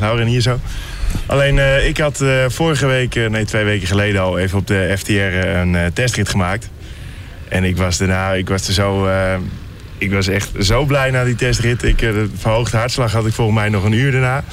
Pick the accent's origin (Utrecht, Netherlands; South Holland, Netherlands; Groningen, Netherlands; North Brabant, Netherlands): Utrecht, Netherlands; Hoogland; ik kom zelf, eh, uit Hoogland, bij Amersfoort